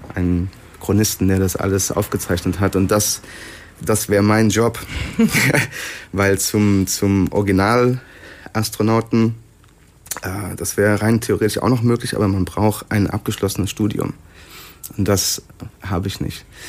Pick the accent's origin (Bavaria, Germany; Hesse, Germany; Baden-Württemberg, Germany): Hesse, Germany; Sinn; Ich komme aus Sinn.